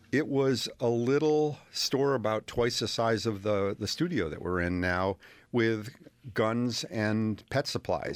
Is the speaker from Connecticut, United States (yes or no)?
yes; Willimantic, Connecticut, United States; also born or lived in Manchester, Connecticut / Columbia, Connecticut; my parents moved to Willimantic when I was four years old